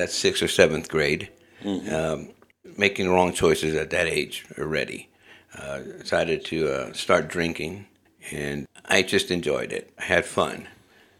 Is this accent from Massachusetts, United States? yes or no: no; Los Angeles, California, United States; moved away as an adult; now in Moscow, Idaho, United States; I grew up in Southern California in neighborhoods of Los Angeles.